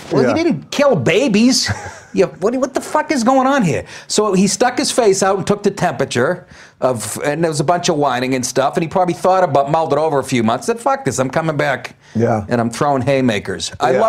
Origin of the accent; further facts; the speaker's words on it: Boston, Massachusetts, United States; every guy I grew up with in Boston.